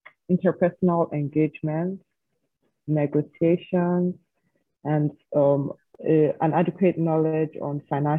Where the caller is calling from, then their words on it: Nigeria; I'm speaking from Nigeria.